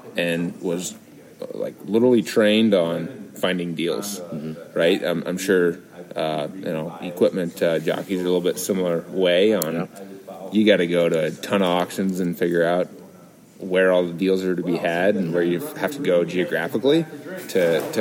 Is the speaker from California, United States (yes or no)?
no; Southeast Iowa, United States; I grew up in Southeast Iowa